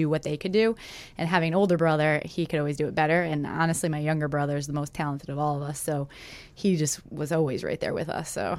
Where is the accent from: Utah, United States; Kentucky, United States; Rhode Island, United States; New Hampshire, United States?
Rhode Island, United States; I was from Rhode Island, really small state.